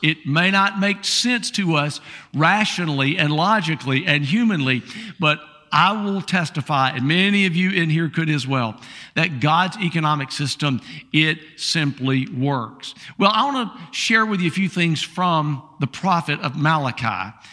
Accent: Columbia, South Carolina, United States; I'm the guy from South Carolina, uh, from Columbia, South Carolina

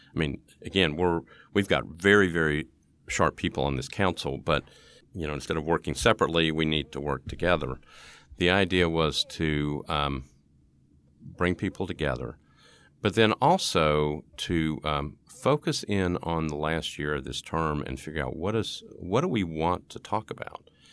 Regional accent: East Tennessee, United States; I'm from East Tennessee

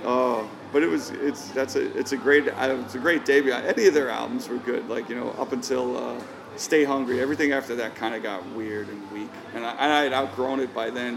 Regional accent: New York City, New York, United States; I grew up growing up in Queens

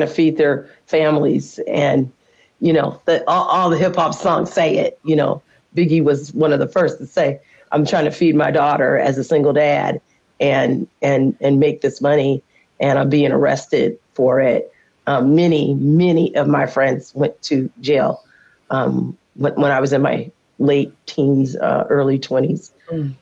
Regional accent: California, United States; now in Washington, United States; I'm from California

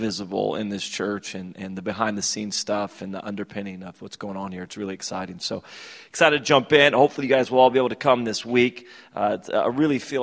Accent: United States; also born or lived in Sacramento; I was from America

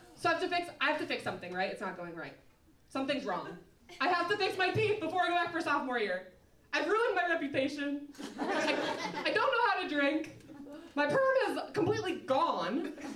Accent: Minnesota, United States; moved away as an adult; also born or lived in Ohio; now in Chicago, United States; I'm from Minnesota, I went to school in Ohio

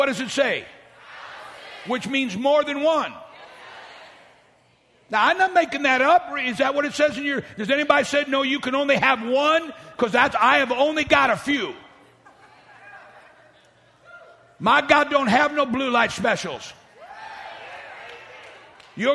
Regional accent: St. Louis, Missouri, United States; now in Dallas, United States; I grew up in South St. Louis

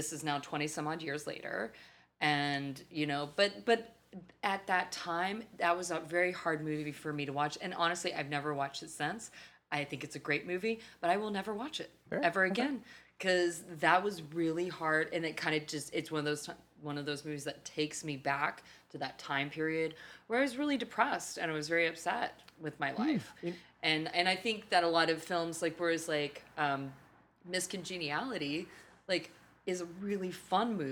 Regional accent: Texas, United States; I'm from Texas.

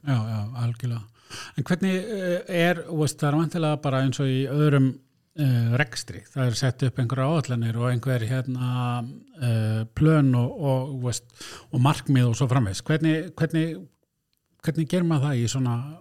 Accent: Blönduós, Northwestern Region, Iceland; ég er nú frá Blöndus

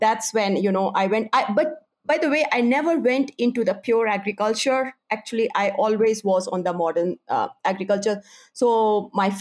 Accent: Kanpur, Uttar Pradesh, India; moved away as an adult; now in Dar es Salaam, Tanzania; I grew up in India, a city called Kanpur, which is very closer to our capital, which is New Delhi.

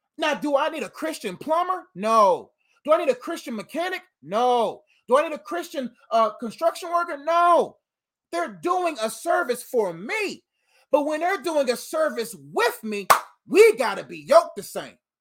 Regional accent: Nigeria; I'm Nigerian

